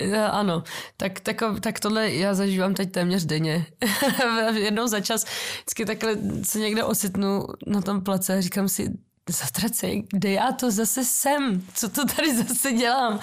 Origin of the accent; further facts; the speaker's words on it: Czechia; taky jsem Češka